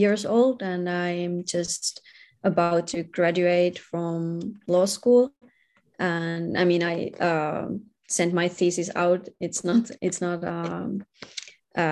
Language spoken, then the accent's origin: English; Finland; I'm from Finland, where we have very high rates of domestic violence